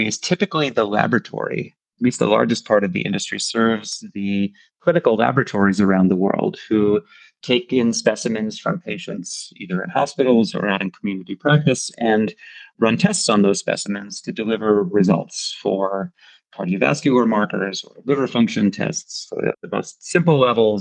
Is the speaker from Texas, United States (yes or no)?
no; New Jersey, United States; moved away as an adult; now in Europe; As I was growing up in New Jersey, my parents started their own business